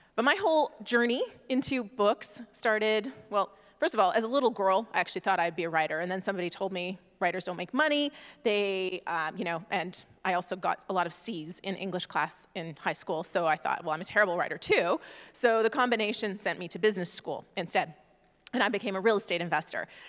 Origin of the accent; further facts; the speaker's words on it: Canada; moved away as an adult; now in United States; I am from Canada originally